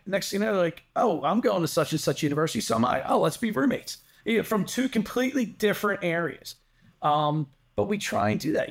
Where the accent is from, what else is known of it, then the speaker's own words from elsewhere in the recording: Delaware County, Pennsylvania, United States; also born or lived in Drexel Hill; I spent my whole life growing up in Delco